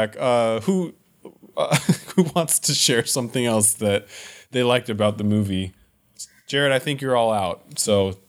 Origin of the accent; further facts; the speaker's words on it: Lake Forest, California, United States; I grew up in Lake Forest, which is like, I mean, now it's kind of a big city, but it's a Southern California. It's in Orange County.